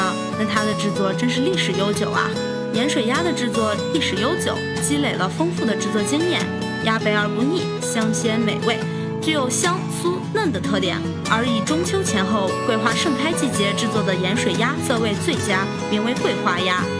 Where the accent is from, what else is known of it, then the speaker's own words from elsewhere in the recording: Shaanxi, China; 作为一个纯正的陕西吃货